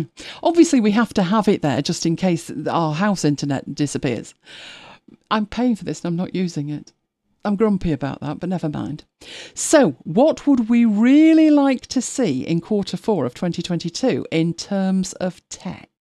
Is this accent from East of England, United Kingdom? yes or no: no; Lancashire, North West England, United Kingdom; we are from Lancashire, so, um, Nout, Nout means nothing